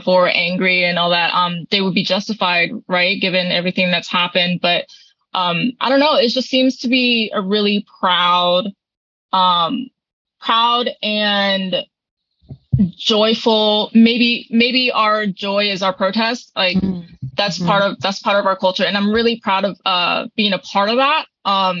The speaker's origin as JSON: {"language": "English", "region": "Okinawa", "country": "Japan", "tie": "born or raised there", "also_born_or_lived": "Miyakojima, Japan", "moved": "yes", "said": "I also claim Okinawa because that is my primary home and it's where I lived the longest."}